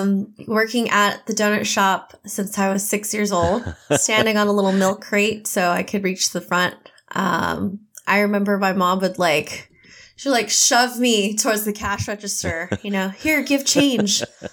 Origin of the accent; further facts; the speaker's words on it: United States; born there; And then I was born in America.